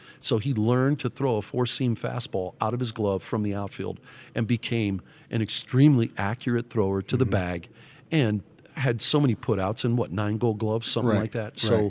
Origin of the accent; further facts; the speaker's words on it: Youngstown, Ohio, United States; moved away; Pittsburgh's only an hour and 15 minutes from my hometown in Youngstown.